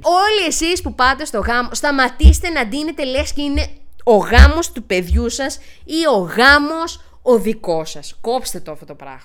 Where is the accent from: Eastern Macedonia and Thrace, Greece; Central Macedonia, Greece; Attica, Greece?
Eastern Macedonia and Thrace, Greece; Xanthi; λέω ότι είμαι από την Ξάνθη, είπαμε μισή-μισή